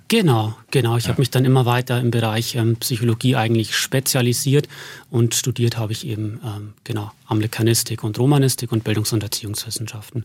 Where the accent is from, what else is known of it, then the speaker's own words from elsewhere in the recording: Berchtesgaden, Bavaria, Germany; moved away as an adult; also born or lived in Passau / Stirling; now in Regensburg, Germany; in Berchtesgaden bin ich aufgewachsen